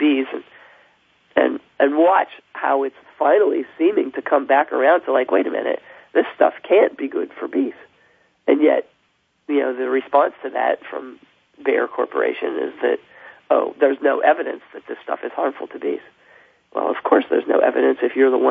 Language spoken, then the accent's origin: English; half an hour from Pittsburgh, Pennsylvania, United States; moved away; I grew up half an hour from there.